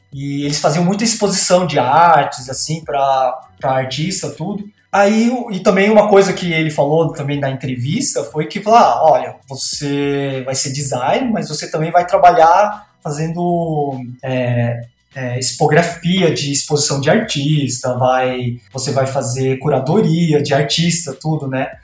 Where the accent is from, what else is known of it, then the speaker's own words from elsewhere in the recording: Bauru, São Paulo, Brazil; moved away as an adult; also born or lived in Campinas; eu sou de Bauru, né? E eu fiz a faculdade, tudo lá, morei boa parte da minha vida lá